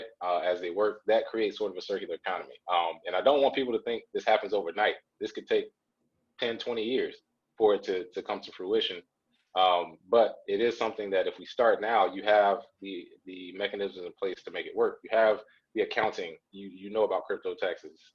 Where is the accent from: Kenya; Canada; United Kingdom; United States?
United States; Charlotte, North Carolina; neighborhoods where I grew up in Charlotte, North Carolina